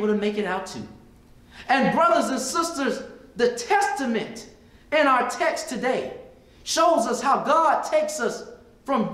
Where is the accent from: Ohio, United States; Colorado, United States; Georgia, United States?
Georgia, United States; Stone Mountain; I just came from a little black school, and I came from a little black high school